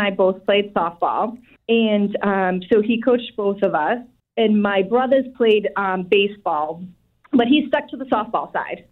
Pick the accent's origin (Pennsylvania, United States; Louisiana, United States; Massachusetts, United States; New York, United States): Massachusetts, United States; Brockton; So I grew up in Brockton, and I'm still here in Brockton